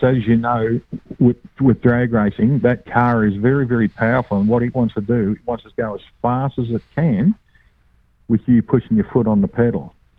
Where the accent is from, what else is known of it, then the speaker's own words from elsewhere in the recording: Australia; from Australia